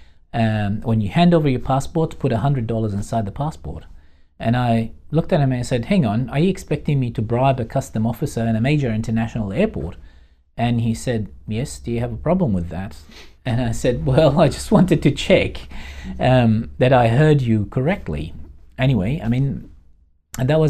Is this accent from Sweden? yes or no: no; Baghdad, Baghdad Governorate, Iraq; moved away as an adult; now in Australia; we're from Baghdad.